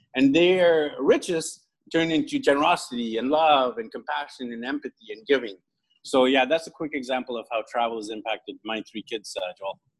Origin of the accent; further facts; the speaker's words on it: Vancouver, British Columbia, Canada; moved away as an adult; now in Philippines; from zero when I was born to early 20s, I hadn't traveled much. Uh, because I'm in Vancouver, I'm from Vancouver, which is near the U.S. border.